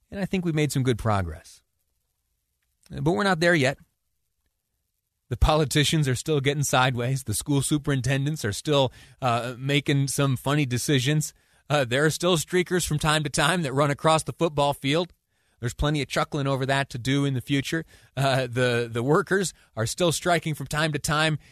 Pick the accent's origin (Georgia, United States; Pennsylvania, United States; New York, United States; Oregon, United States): New York, United States; Mount Morris; also born or lived in Washington, D.C.; now in Utah, United States; a small town in Western New York, uh, my hometown, Mount Morris, it's called